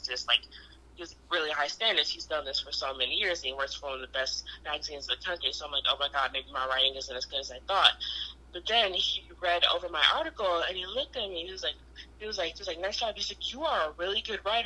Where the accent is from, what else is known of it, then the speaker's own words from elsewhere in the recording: Detroit, Michigan, United States; where I'm from Detroit